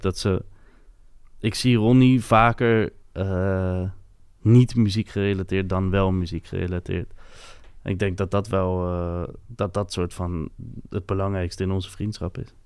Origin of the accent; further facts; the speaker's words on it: Capelle aan den IJssel, South Holland, Netherlands; first language French; Dutch is a second language; in Capelle, bij mij in de buurt, waren heel veel Molukse jongen